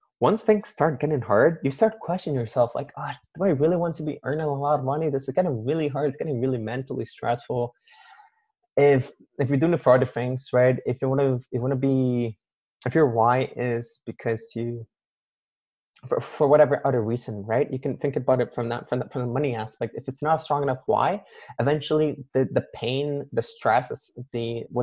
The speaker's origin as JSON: {"language": "English", "country": "Canada", "tie": "born or raised there", "said": "my parents immigrated to Canada and they had me there"}